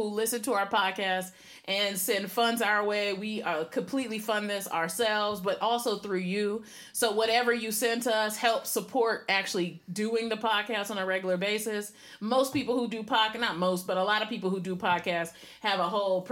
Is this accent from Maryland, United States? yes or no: yes; Maryland, United States; also born or lived in Puerto Rico; I'm from Maryland, but I'm also from Puerto Rico, both places.